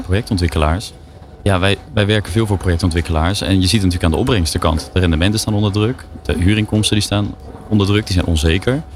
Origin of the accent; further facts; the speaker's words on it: Naaldwijk, South Holland, Netherlands; in Naaldwijk, waar ik ben opgegroeid